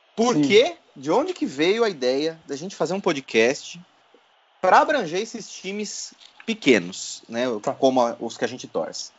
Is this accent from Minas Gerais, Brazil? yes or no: no; Votorantim, São Paulo, Brazil; now in São Paulo, Brazil; eu sou de Votorantim, cidade vizinha ali de Sorocaba